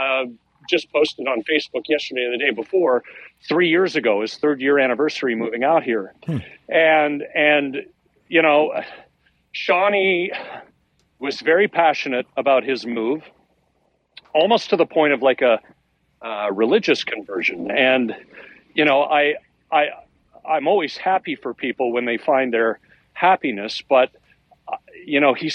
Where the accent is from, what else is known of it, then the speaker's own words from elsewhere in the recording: Oakville, Ontario, Canada; moved away as an adult; also born or lived in Toronto; now in Halifax, Canada; Oakville's my hometown.